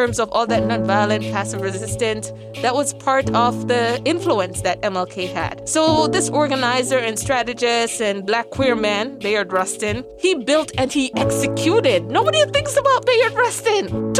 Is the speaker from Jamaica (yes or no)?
yes; Jamaica; accent: patois; With my patois accent, it's in Raleigh, North Carolina, in 1960.